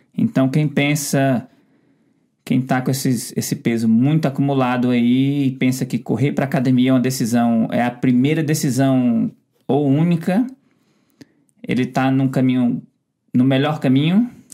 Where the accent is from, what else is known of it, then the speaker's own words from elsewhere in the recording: Ceará, Brazil; a gente é do Ceará